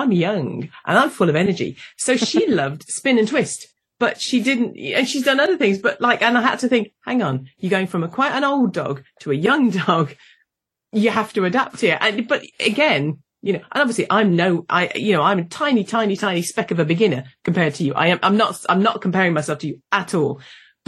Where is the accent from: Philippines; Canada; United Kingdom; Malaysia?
United Kingdom; I'm British. I'm British.